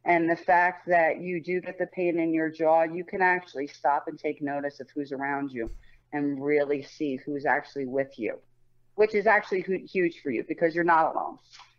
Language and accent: English; Colts Neck, New Jersey, United States; I grew up in Colts Neck.